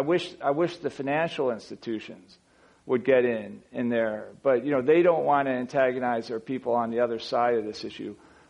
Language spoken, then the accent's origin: English; United States; I'm an American Fortune 250 CEO.